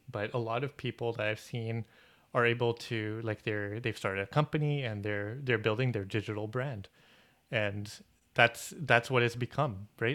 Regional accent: Toronto, Ontario, Canada; We're from Toronto.

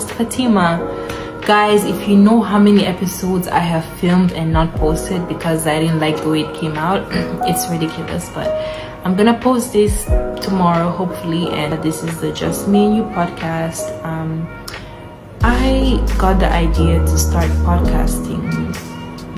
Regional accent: Gambia; I was born in the Gambia

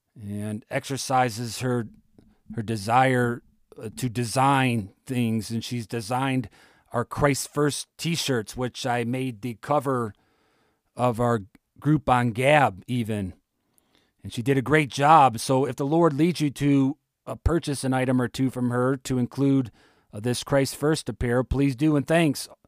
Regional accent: Ohio, United States; moved away; my home state of Ohio

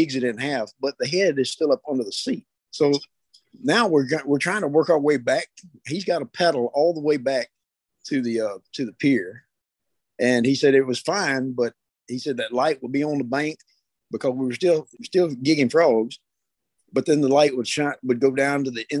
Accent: Brookhaven, Mississippi, United States; I'm from Brookhaven, Mississippi.

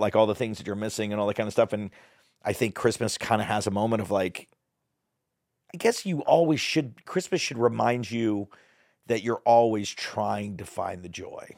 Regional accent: Dallas, Texas, United States; also born or lived in Hollywood, California; now in Bentonville, United States; I grew up in Texas. People are super sweet there, but it was still a big ta- big city. I lived in the middle of Dallas

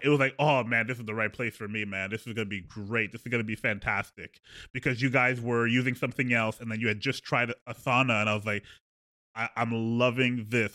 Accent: Edmonton, Alberta, Canada; we're both from Alberta, both from the same hometown of Edmonton

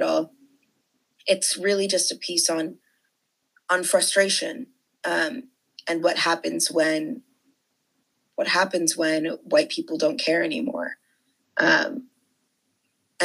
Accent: Bethesda, Maryland, United States; I am from Bethesda, Maryland, but my parents immigrated from Nigeria

